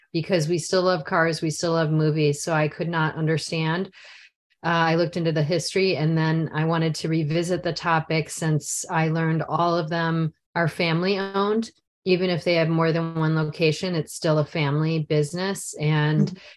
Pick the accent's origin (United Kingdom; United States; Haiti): United States; near Chicago, Illinois; I grew up near Chicago